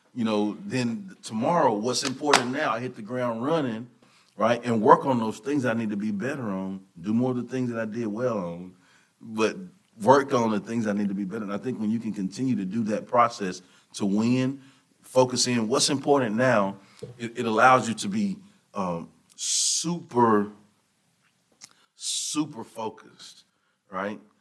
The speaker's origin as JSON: {"language": "English", "town": "Hearne", "region": "Texas", "country": "United States", "tie": "born or raised there", "also_born_or_lived": "Canyon, Texas / Conroe, Texas", "moved": "as an adult", "said": "I'm from Hearn, Texas, over by Bryan College Station, small area."}